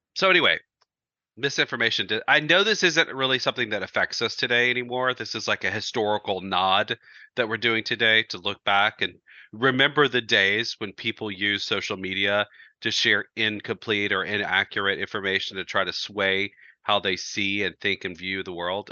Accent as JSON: {"language": "English", "region": "Georgia", "country": "United States", "tie": "born or raised there", "said": "We, we grew up in Georgia"}